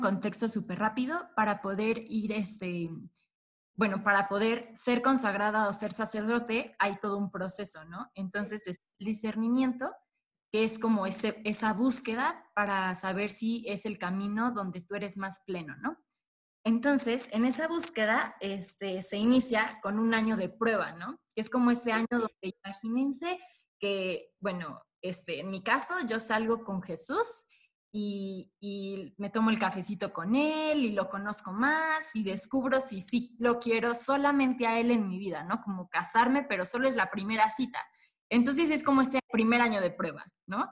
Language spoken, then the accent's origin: Spanish; Puebla, Mexico; los dos somos de Puebla